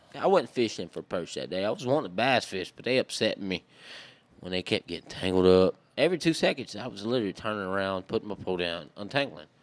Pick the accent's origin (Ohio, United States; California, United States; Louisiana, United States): Louisiana, United States; Maryville; accent: Cajun; also born or lived in Jarrett, Louisiana; I was raised in Maryville, Louisiana, which is just a little, little tiny, little, like, one gas station is what they got, my boy, between Dritter and Texas